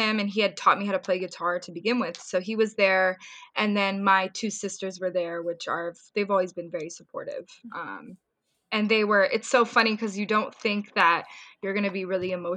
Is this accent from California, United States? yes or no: yes; Orange County, California, United States; also born or lived in Ventura County, California / Bay Area, California; technically I was born in Ventura County and then I moved to Orange County, but I was raised in Orange County for what, 7 years of my life. I went to high school there